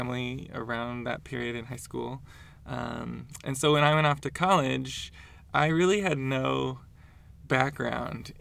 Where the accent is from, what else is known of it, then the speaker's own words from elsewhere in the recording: Portland, Oregon, United States; I grew up in Portland, Oregon